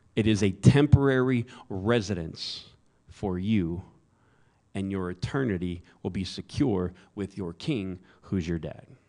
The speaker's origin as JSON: {"language": "English", "area": "the South", "region": "Florida", "country": "United States", "tie": "born or raised there", "moved": "yes", "lives_now": "Phoenix, United States", "said": "I was raised in the South"}